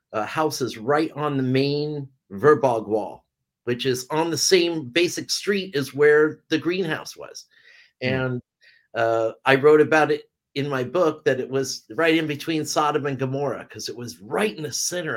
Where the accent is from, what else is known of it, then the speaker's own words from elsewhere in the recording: California, United States; also born or lived in Vancouver Island, Canada; now in Amsterdam, Netherlands; I'm originally from California and I've lived all around the world. I lived in Canada for 10 years on Vancouver Island and raised my daughter there.